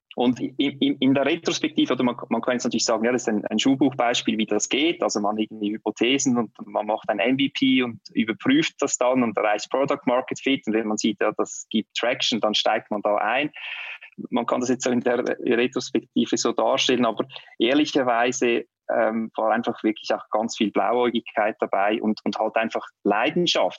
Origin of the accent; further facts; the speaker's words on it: Switzerland; bei uns in der Schweiz